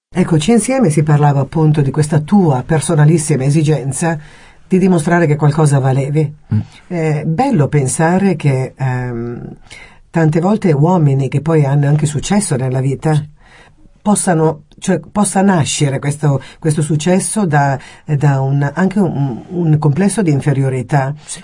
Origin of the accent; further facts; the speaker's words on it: Italy; Sono mm. proprio un'italiana di quelle